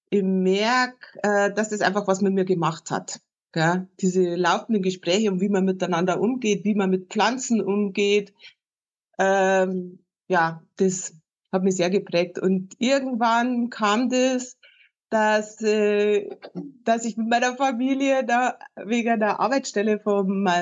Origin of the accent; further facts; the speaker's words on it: Erding district, Munich area, Bavaria, Germany; moved away as an adult; also born or lived in Hesse; ich, wie man hört, habe ich keinen hessischen Dialekt. Ich stamme aus dem Raum München, also Landkreis Erding und äh, bin vom Beruf Gärtnerin, Gärtnermeisterin. Äh, bin in einem Gartenbaubetrieb aufgewachsen.